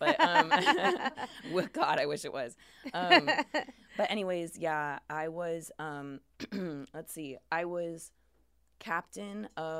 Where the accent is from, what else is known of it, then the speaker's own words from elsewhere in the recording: Portland, Oregon, United States; I'm from Portland, Oregon